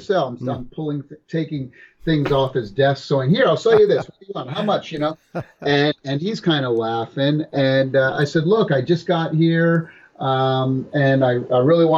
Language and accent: English; Massachusetts, United States; moved away as an adult; also born or lived in California; I grew up in Massachusetts